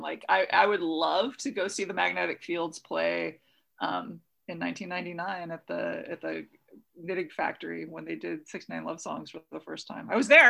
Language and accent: English; Fresno, California, United States; also born or lived in Chula Vista, California / Portland, Oregon; now in Los Angeles, United States; So I was born in Fresno, California.